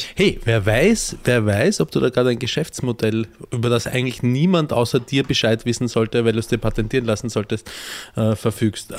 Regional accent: Austria; Ich als Österreicher

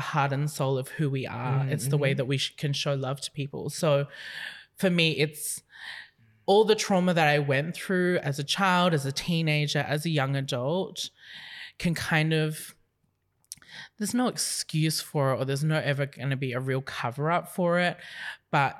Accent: Philippines; I'm Filipino

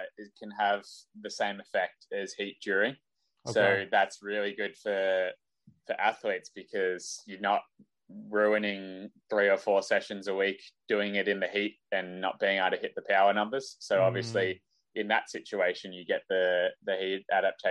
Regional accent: Australia; I'm an Australian cyclist

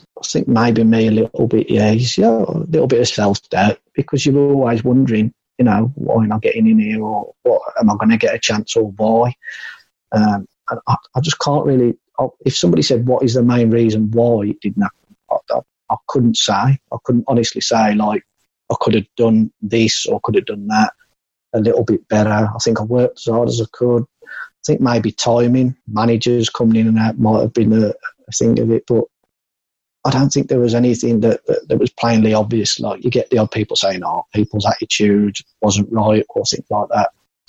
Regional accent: Walsall, West Midlands, United Kingdom; So Bournemouth really was the only option apart from Walsall. And I didn't fancy Walsall. It's my hometown club, and I've been and watched them loads of times.

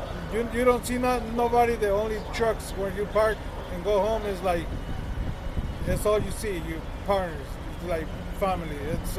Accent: Mexico; moved away; since I was a kid from Mexico.

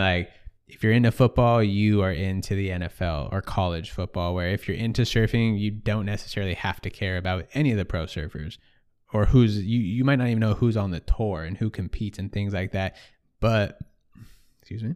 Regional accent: Sonoma, California, United States; growing up in Sonoma, I lived an hour from the coast, nobody surfed.

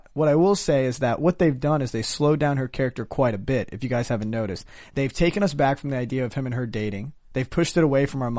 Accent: India; I'm Indian. It's not like a... You know.

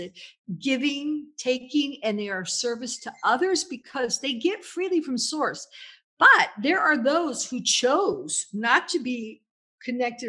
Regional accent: Louisville, Kentucky, United States; moved away as an adult; now in Italy; I grew up in Kentucky

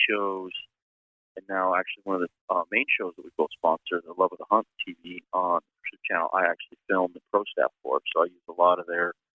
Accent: Wyoming, United States; So, born and raised in Wyoming, have been a hunter pretty much, since I could do it my whole life.

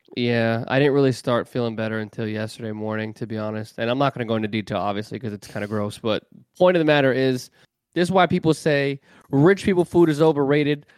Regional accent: New York, United States; I'm from New York

